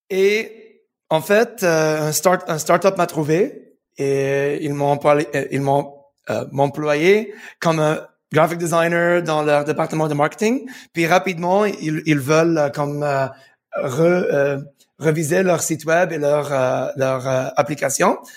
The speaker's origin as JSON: {"language": "French", "town": "Montreal", "region": "Quebec", "country": "Canada", "tie": "born there", "also_born_or_lived": "United Arab Emirates", "said": "Je suis né à Montréal, mais, mais j'habitais aux Émirats pour 15 ans."}